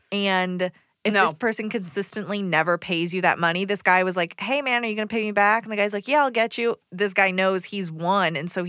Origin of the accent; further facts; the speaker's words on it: Decatur, Georgia, United States; now in Atlanta, United States; I'm from Decatur.